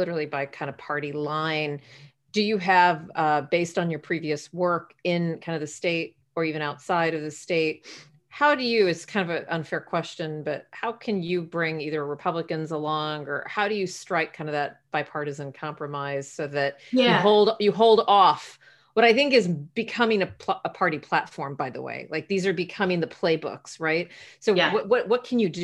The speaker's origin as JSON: {"language": "English", "region": "Texas", "country": "United States", "moved": "yes", "said": "I'm from Texas"}